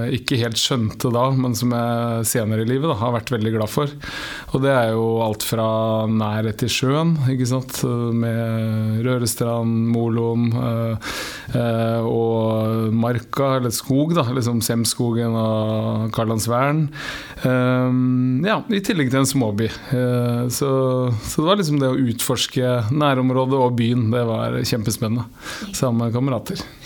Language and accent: Norwegian; Horten, Vestfold, Norway; moved away as an adult; also born or lived in Oslo / Dublin; fem minutter unna der jeg vokste opp